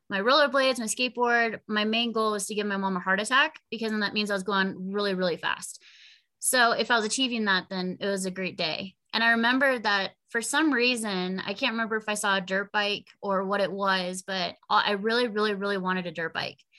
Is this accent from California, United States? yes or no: yes; Corona, California, United States; Cool, oh, man. Uh, so Corona and just like the Inland Empire is very heavy into action sports.